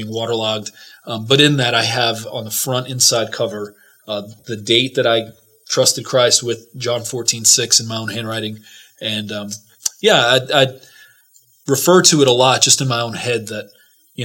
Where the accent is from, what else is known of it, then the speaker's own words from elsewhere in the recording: New York City, New York, United States; also born or lived in New Jersey; I grew up in New York City and in New Jersey